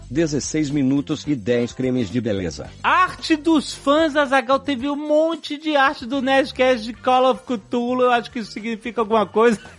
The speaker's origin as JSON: {"language": "Portuguese", "town": "Brasília", "region": "Federal District", "country": "Brazil", "tie": "born or raised there", "said": "Um sobre 60 anos de Brasília, minha cidade natal"}